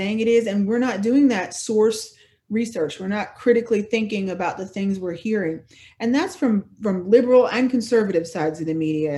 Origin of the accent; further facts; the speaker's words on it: Bellmawr, New Jersey, United States; I grew up in Belmar, which is a little town, not the one by the shore that has a lot of money, but the one that doesn't have a lot of money